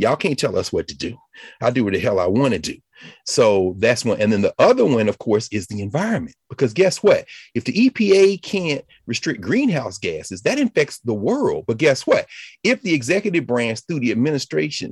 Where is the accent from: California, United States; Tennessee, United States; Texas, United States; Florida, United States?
Tennessee, United States; I was born in Tennessee. I'm glad I was raised, but it was based on my family and my community